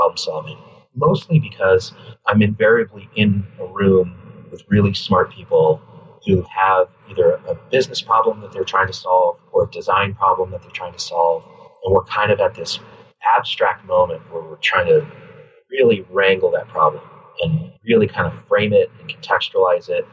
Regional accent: Colorado, United States; born or raised there; moved away as an adult; also born or lived in New York; now in Los Angeles, United States

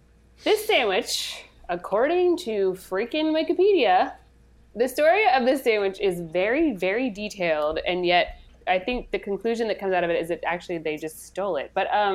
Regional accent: Indiana, United States; Indiana, my hometown.

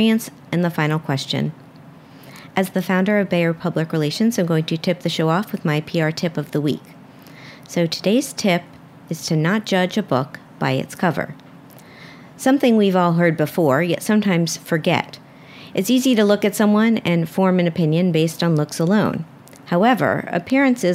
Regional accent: Miami, Florida, United States; I'm from Miami

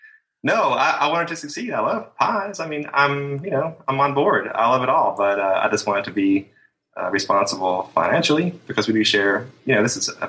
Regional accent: Cave City, Kentucky, United States; A small town called Cave City, near Mammoth Cave National Park.

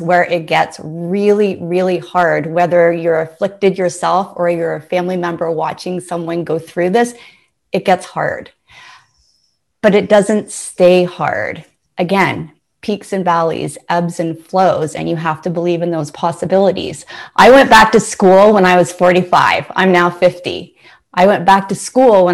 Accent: Ontario, Canada; Ontario. I'm from Canada

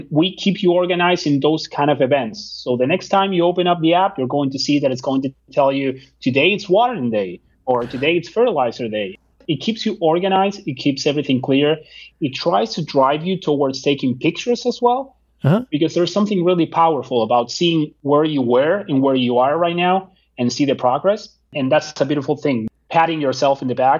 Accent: Argentina; now in United States; I'm from Argentina

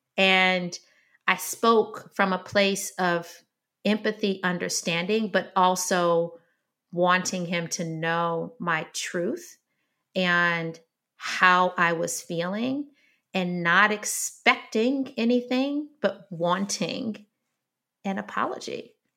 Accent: Detroit, Michigan, United States; I grew up in Detroit, Michigan

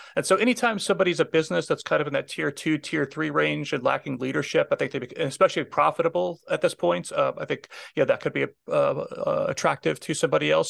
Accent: Minnesota, United States; moved away; I'm originally from Minnesota, so I have a lot of friends still back there

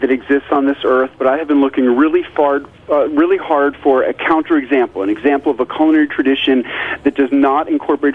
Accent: New York City, New York, United States; moved away as an adult; also born or lived in rural Tennessee; now in Tennessee, United States; I grew up in New York City

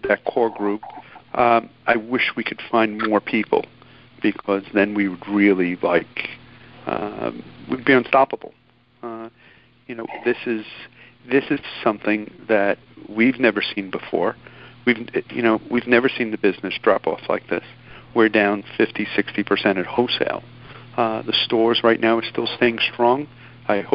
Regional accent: New York City, New York, United States; growing up in New York when I grew up, and imagine being 10 years old on a New York City subway in 1980

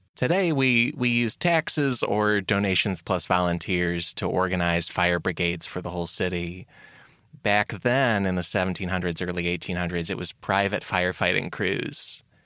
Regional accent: United States; as an American

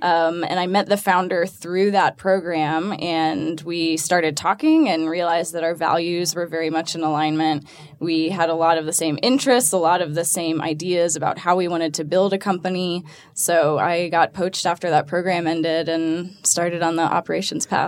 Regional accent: Atlanta, Georgia, United States; born and raised in Atlanta

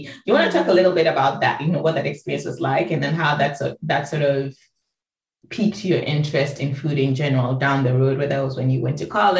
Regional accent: Ghana; also born or lived in DC area; now in Washington, DC area, United States; I grew up, was born and raised in Ghana

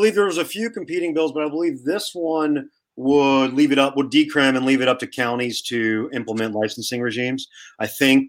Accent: Memphis, Tennessee, United States; moved away; I'm from Memphis, Tennessee, originally

